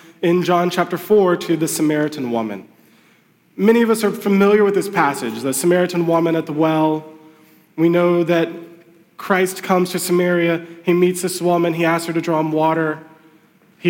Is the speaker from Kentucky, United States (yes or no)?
yes; Lexington, Kentucky, United States; moved away as an adult; also born or lived in Gainesville, Florida / Louisville, Kentucky; now in Charlestown, United States; We're originally from Lexington, Kentucky. I grew up there, went to the University of Kentucky.